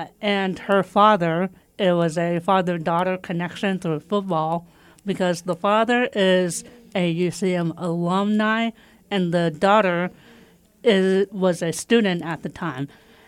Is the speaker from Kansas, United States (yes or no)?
yes; Shawnee, Kansas, United States; Where are you from? Shawnee, Kansas. It is about a 75-minute drive.